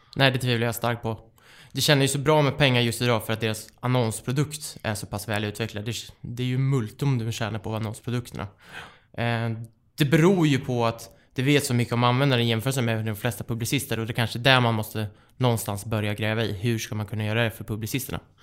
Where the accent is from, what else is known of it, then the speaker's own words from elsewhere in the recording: Västervik, Kalmar County, Sweden; accent: Småland dialect; now in Stockholm, Sweden; Jag är en glad smålänning, uppvuxen i Västervik. Och det hör ni säkert på min underbara dialekt